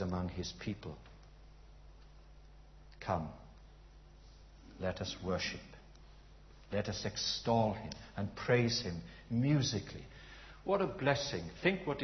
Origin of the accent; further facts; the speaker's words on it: United Kingdom; we're British